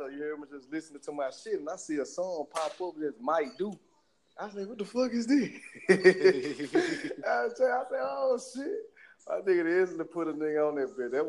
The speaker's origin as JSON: {"language": "English", "town": "Shreveport", "region": "Louisiana", "country": "United States", "said": "I'm from Shreveport, Louisiana."}